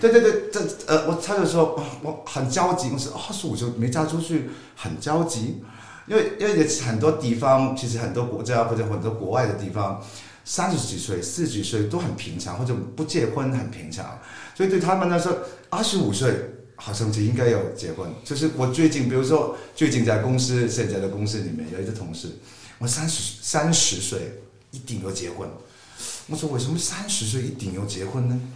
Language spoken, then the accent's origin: Chinese; Hong Kong; accent: Hong Kong-accented Mandarin; first language Cantonese; Chinese is a second language; moved away; also born or lived in mainland China; 我是来自香港的，呃，一个香港人，所以大家听得我的港普应该有猜出来